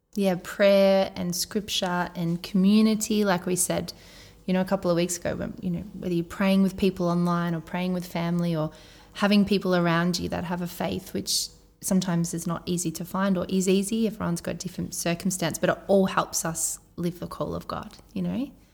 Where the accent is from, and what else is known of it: Australia; accent: Aussie